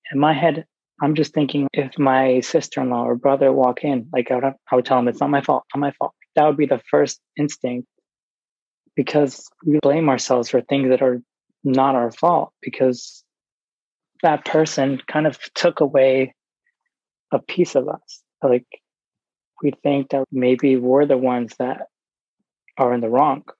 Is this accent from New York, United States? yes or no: yes; New York, United States; I grew up in New York